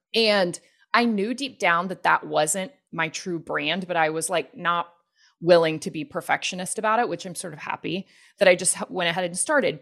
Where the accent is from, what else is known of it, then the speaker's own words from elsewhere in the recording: the Bible Belt in the South, United States; I grew up Christian and in the Bible Belt in the South